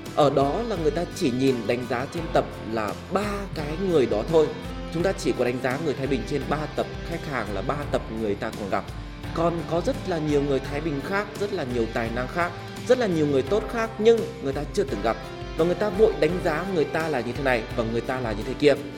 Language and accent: Vietnamese; Vietnam; mình là một người Việt Nam